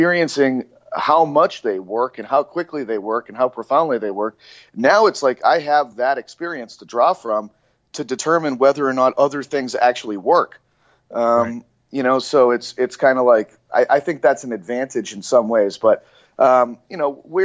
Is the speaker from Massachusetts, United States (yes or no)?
yes; Cape Cod, Massachusetts, United States; where I grew up in Cape Cod in Massachusetts